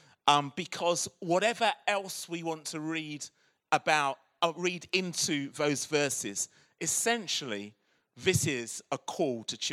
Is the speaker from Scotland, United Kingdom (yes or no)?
no; Croydon, London, United Kingdom; accent: South London; now in Birmingham, United Kingdom; I was born and brought up in Croydon.